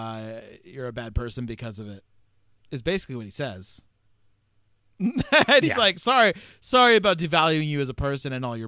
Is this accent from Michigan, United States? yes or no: no; San Jose, California, United States; No, we're from San Jose, but I've lived close enough my entire life.